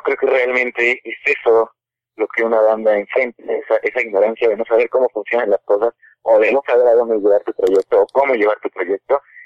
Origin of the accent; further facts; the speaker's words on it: Cuernavaca, Morelos, Mexico; moved away as an adult; now in Mexico City, Mexico; somos de Cuernavaca